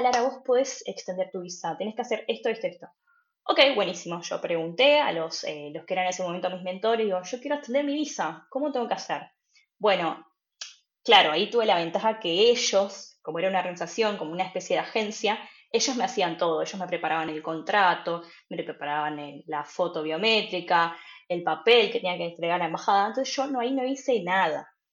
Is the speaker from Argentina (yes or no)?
yes; Buenos Aires Province, Argentina; moved away as an adult; also born or lived in Cologne / Berlin / Freiburg; now in Germany; yo soy de Argentina, de Buenos Aires, y hace tres años que estoy viviendo en Alemania